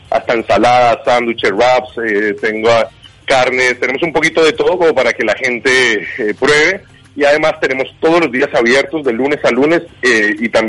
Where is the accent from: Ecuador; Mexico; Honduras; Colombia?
Colombia; now in Uruguay; yo soy colombiano, hace 15 años vivo en este hermoso país y he visto la evolución de cero